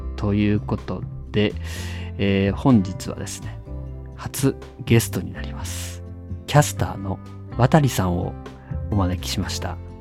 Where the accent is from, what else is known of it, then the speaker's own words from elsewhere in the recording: Tachikawa, Tokyo, Japan; 僕、立川市民です